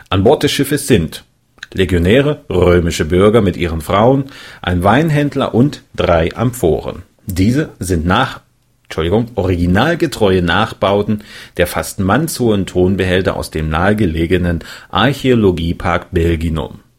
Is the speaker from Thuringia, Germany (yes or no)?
yes; Erfurt, Thuringia, Germany; meinen Herkunftsort, meine Heimatstadt Erfurt